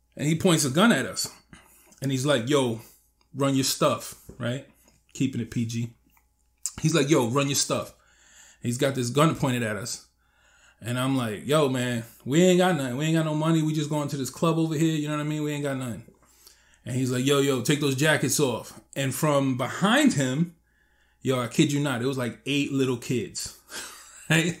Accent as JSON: {"language": "English", "region": "New York", "country": "United States", "tie": "born or raised there", "said": "when I was growing up in New York"}